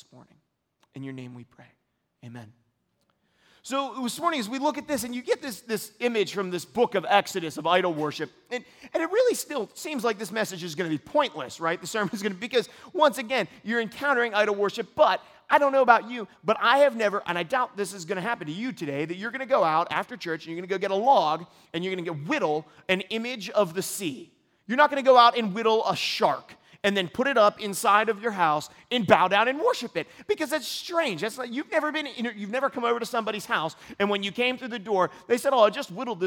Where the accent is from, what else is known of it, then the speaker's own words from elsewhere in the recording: United States; as American Christians